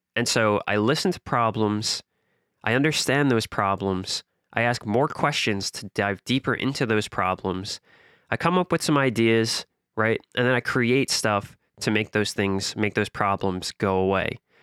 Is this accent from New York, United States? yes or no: yes; New York City, New York, United States; I'm from the softest possible part of Queens, fresh meadows, fresh ghettos